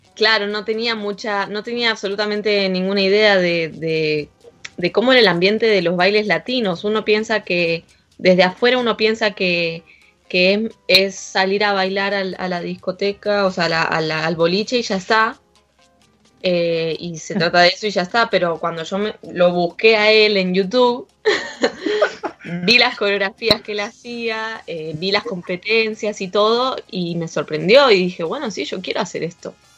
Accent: Buenos Aires conurbano, Buenos Aires Province, Argentina; moved away as an adult; now in Madrid, Spain; yo soy de, Buenos Aires, del conurbano

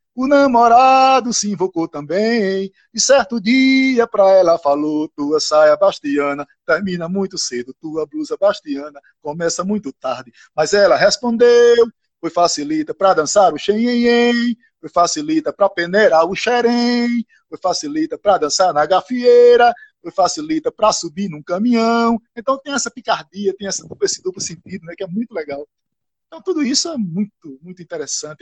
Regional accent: Itacaratu, Pernambuco, Brazil; also born or lived in Floresta; Eu nasci em Floresta, me criei em Itacaratu

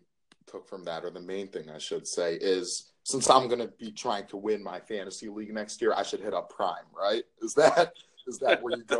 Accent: Cleveland, Ohio, United States; moved away; I'm a Cleveland boy, out of state.

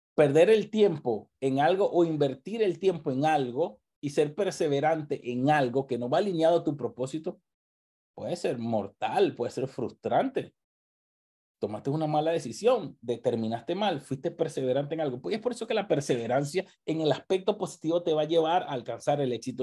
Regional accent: Venezuela; moved away

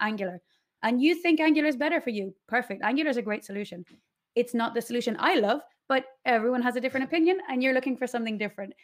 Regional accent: Ashford, Leinster, Ireland; moved away as an adult; now in Mallorca, Spain; So I'm from Ireland, from, um, Ashford, County Wicklow.

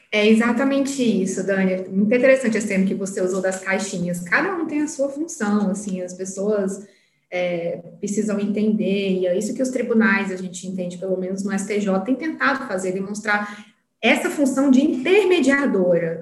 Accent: Piauí, Brazil; now in Brasília, Brazil; sou piauiense, não nego minhas origens, mas já estou aqui em Brasília já tem 13 anos.

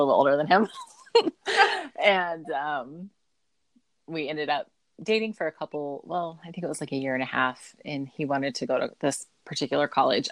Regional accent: Alaska, United States; moved away as an adult; also born or lived in Ohio; now in Utah, United States; I grew up in Alaska

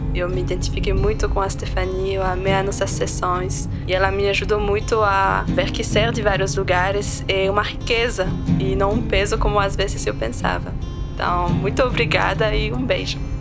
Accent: Neuchâtel, Switzerland; Portuguese is a second language; moved away as an adult; also born or lived in Eritrea; now in Brazil; Eu nasci numa cidade que se chama Neuchâtel. É uma pequena cidade que fica uma hora

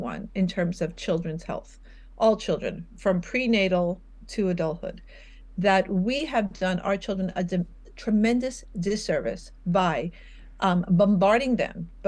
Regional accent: New York, United States; I'm from New York

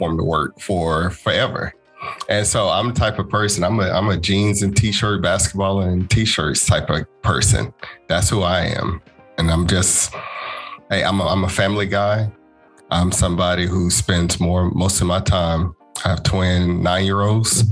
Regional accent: Chattanooga, Tennessee, United States; moved away as an adult; now in Gwinnett County, Georgia, United States; Born and raised in Chattanooga. I've moved here to Georgia back in 2007

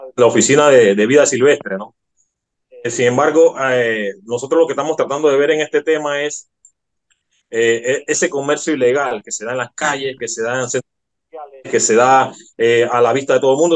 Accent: Panama; nosotros como panameños

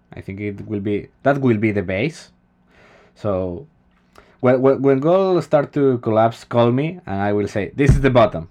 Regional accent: Spain

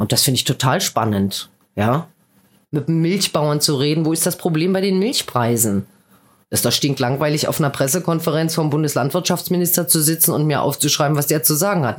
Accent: Berlin, Germany; moved away as an adult; also born or lived in Mannheim / Heidelberg / Odenwald; now in Balsbach, Germany; ich bin halt aus Westberlin

